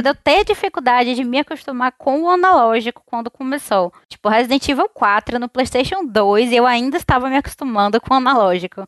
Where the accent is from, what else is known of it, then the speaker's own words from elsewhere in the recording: Salvador, Bahia, Brazil; sou aqui de Salvador